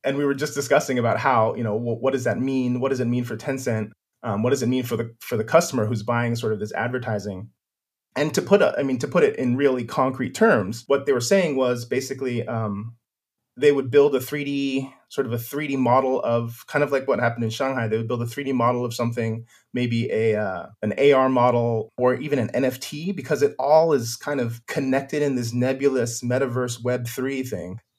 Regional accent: Silicon Valley, California, United States; moved away; I'm originally from California, uh, from Silicon Valley

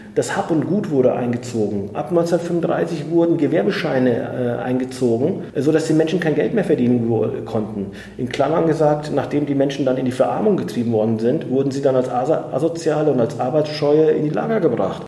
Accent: Germany; ich bin in Deutschland geboren als Sohn türkisch, äh, türkischer Gastarbeiter

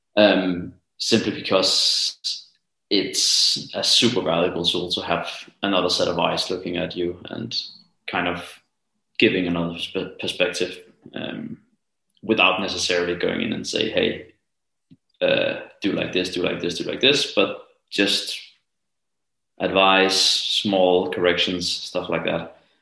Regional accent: Copenhagen, Capital Region of Denmark, Denmark; I live in Copenhagen. And uh, well, I'm also from Copenhagen

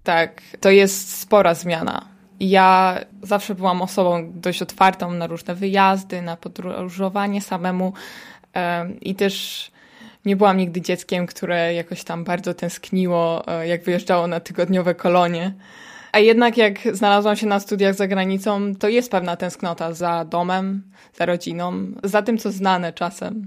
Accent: Poland; moved away as an adult; now in Netherlands; jestem tylko ja z Polski

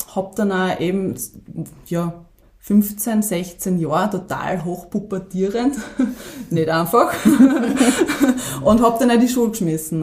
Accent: Weiz, Styria, Austria; also born or lived in Kumberg; ursprünglich komme ich eigentlich aus Weiz, ja, das ist jetzt von dort 20 Minuten entfernt. Ähm, bin sehr ländlich aufgewachsen

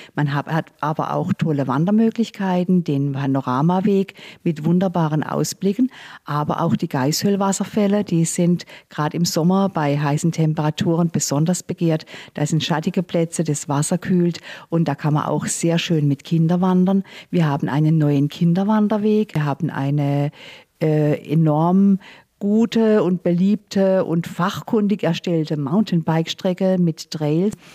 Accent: the area around Sasbachwalden, Baden-Württemberg, Germany; bin ich hier in der Gegend aufgewachsen

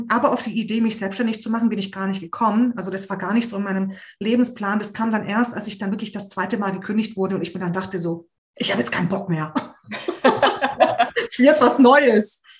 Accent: Hungary; Wir kommen ja aus Ungarn

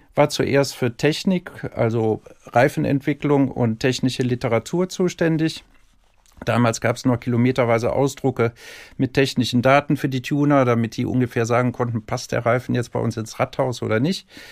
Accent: Cologne, North Rhine-Westphalia, Germany; accent: Rhinelander; geboren in Köln und ich hoffe, da bleibe ich auch

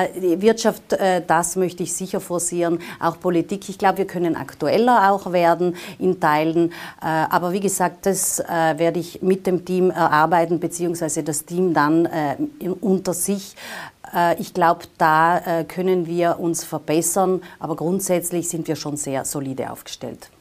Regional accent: Tyrol, Austria; moved away as an adult; also born or lived in Vienna; ich komme ja aus Tirol und deswegen äh, kann ich sagen, es ist ja äh, ein Stück weit auch eine Rückkehr in die Heimat

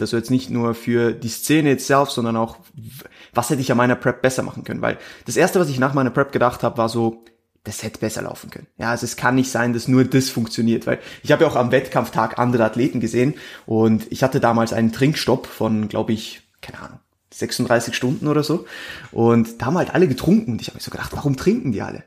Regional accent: Switzerland; moved away as an adult; now in Austria; ich bin Schweizer, also ich komme eigentlich aus der Schweiz, wie gesagt, bin, bin erst vor einem Jahr nach, nach Österreich gezogen

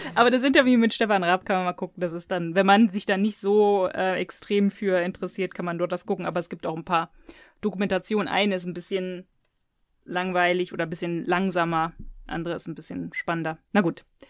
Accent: near Cologne, North Rhine-Westphalia, Germany; ich bin aufgewachsen in der Nähe von Köln

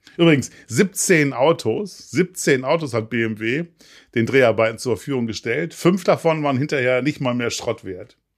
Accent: Hamburg, Germany; als Hamburger

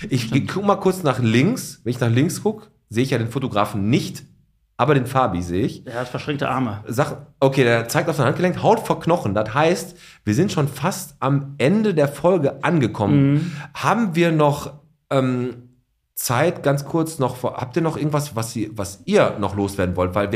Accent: Poland; Und ich komme ja aus Polen wir auch schon.

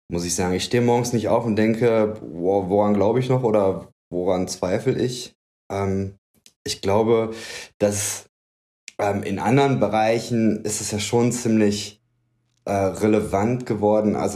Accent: North Rhine-Westphalia, Germany; born there; also born or lived in Gevelsberg / Berlin; Ich bin gebürtig aus dem Bergischen. Das ist ähm, in Nordrhein-Westfalen. Ähm, bin dann aber recht häufig umgezogen.

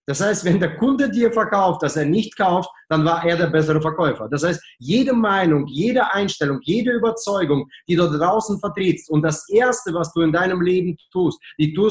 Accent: Germany; Ja, ich als Deutsche mit sehr guten Russischkenntnissen verstehe dein Deutsch, okay?

